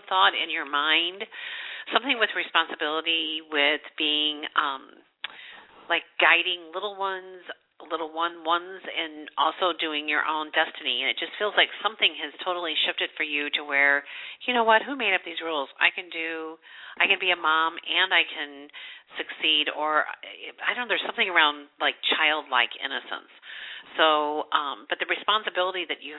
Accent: Midwest, United States; I'm from the Midwest, and we've had nothing but snow here

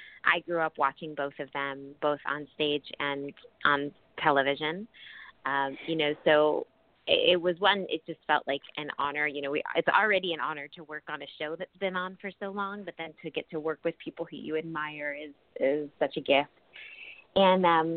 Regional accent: New York City, New York, United States; moved away as an adult; also born or lived in St. Louis, Missouri; now in Los Angeles, United States; being a New Yorker

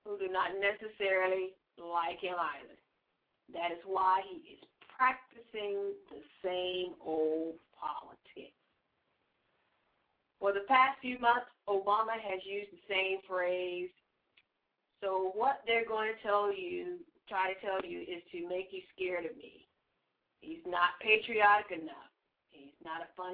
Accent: the South, United States; I am from the South also

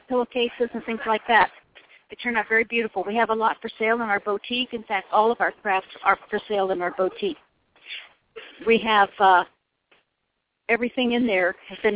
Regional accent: Indiana, United States; also born or lived in Illinois / Colorado; now in Sun City, United States; I'm from Indiana originally

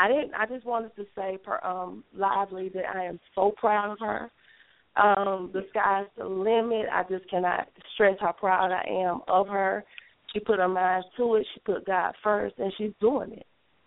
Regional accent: Gaffney, South Carolina, United States; moved away; I'm originally from Gaffney.

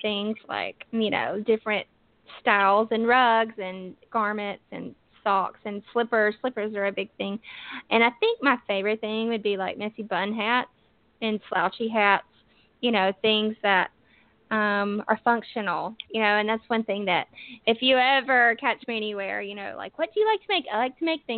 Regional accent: northern Alabama, United States; accent: southern; I am from Alabama. I'm from the northern part of Alabama

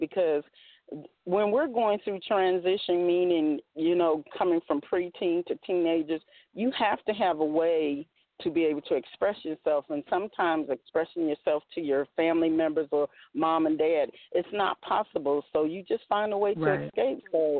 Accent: Washington, District of Columbia, United States; now in South Carolina, United States; Miz Author T actually lives in South Carolina, but I am from Washington, D.C.

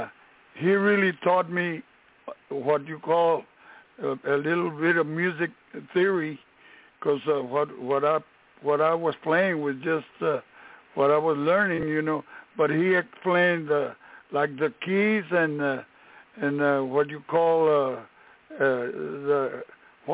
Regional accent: Brownsville, Texas, United States; moved away as an adult; now in San Antonio, United States; I was born in Brownsville, Texas, in the Rio Grande Valley. And but I came to San Antonio after I had I served my country from 1962 to 64

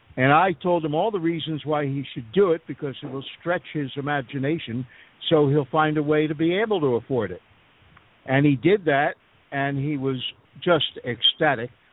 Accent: Philadelphia, Pennsylvania, United States; now in Panama; I was born and raised in Philadelphia

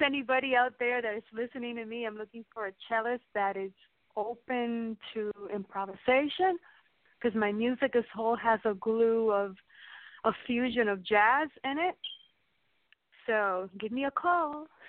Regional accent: New York, United States; moved away; also born or lived in Miami; when I was a little girl when I grew up in New York

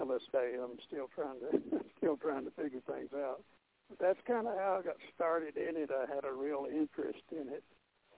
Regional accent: North Georgia, United States; moved away as an adult; also born or lived in Pensacola / New Orleans; came back to Georgia, where I was raised in North Georgia.

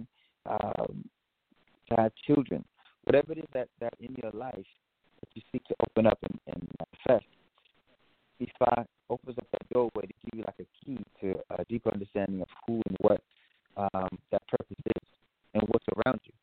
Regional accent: Richmond, California, United States; also born or lived in Oakland; I grew up born in Oakland, raised in Richmond, came back to Oakland, left the country for a while, and came back out to the Bay

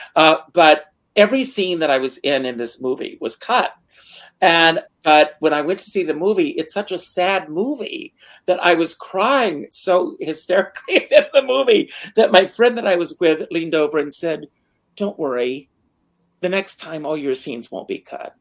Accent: Myrtle Beach, South Carolina, United States; moved away; Myrtle Beach, which is my hometown

